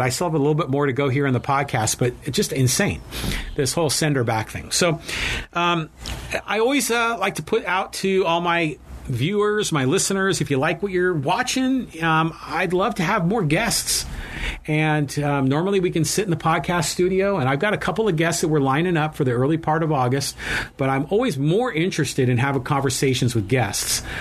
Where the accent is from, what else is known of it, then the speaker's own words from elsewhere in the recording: United States; I was born in America. My ancestors are from Ireland